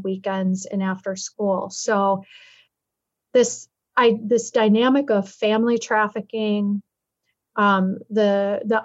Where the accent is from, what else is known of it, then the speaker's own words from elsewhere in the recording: Minneapolis, Minnesota, United States; growing up in Minneapolis, my childhood